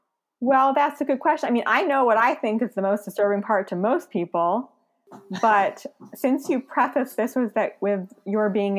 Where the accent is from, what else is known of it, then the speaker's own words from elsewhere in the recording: New York City, New York, United States; moved away; I'm from Brooklyn